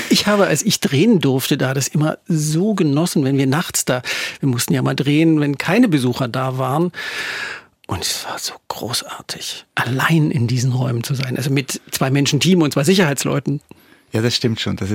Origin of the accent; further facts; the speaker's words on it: Görlitz, Saxony, Germany; ich bin in Görlitz aufgewachsen, ich hatte nie gedacht, dass ich jemals in die Schweiz komme.